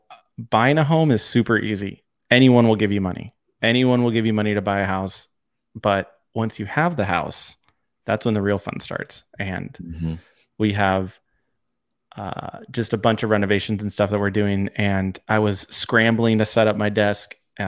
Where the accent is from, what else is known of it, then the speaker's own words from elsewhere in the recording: San Diego, California, United States; I mean, growing up in San Diego, I was the pop punk scene was born and bred.